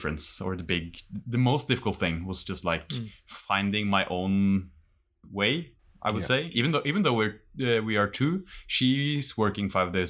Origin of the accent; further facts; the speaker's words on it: Norway; English is a second language; even though I moved like an hour away from where I grew up back home in Norway, it's still just an hour.